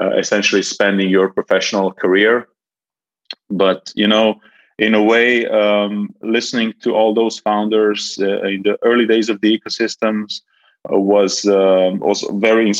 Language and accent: English; Ljubljana, Slovenia; moved away as an adult; now in Belgrade, Serbia; I'm originally from Slovenia, from Ljubljana, but been living in Belgrade for the past 6 years